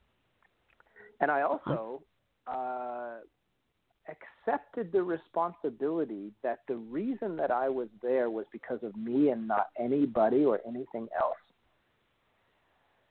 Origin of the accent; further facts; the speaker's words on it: Vermont, United States; moved away as an adult; also born or lived in New York City; I'm originally from Vermont. And I moved to New York City when I was in my very early 20s